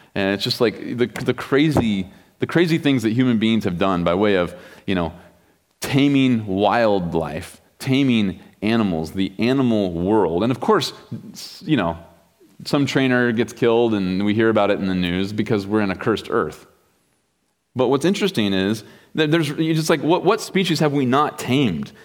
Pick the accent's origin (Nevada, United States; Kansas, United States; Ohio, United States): Kansas, United States; also born or lived in Wichita; I grew up in Kansas